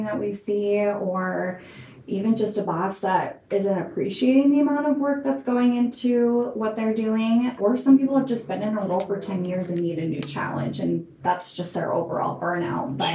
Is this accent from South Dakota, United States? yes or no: yes; Sioux Falls, South Dakota, United States; moved away as an adult; also born or lived in Lincoln, Nebraska; now in Omaha, United States; I am originally from Sioux Falls, South Dakota, and got my undergrad at UNL and came up to Omaha.